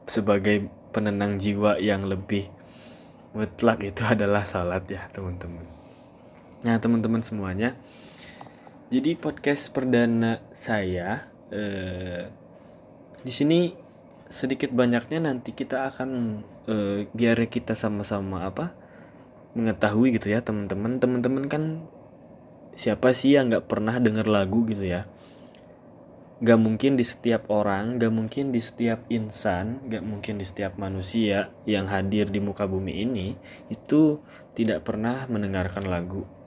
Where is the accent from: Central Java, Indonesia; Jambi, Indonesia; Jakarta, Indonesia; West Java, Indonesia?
West Java, Indonesia; Bandung; asli dari Bandung kata orang Bandung itu udah pasti ya berarti suku Sunda lah Berarti udah terkategorikan bahwa saya merupakan cowok Sunda asli.